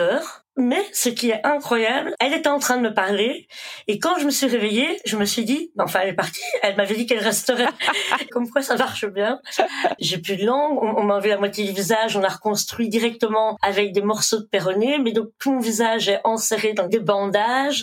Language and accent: French; Belgium; also born or lived in India / Brussels, Belgium; Je suis originaire d'Inde. J'ai été adoptée donc j'avais quelques mois. Je suis arrivée en Belgique